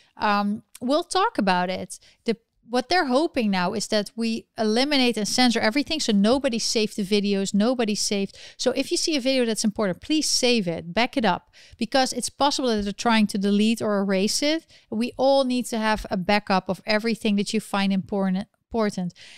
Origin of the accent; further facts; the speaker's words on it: Netherlands; now in New York City, United States; I'm from the Netherlands and I live in New York City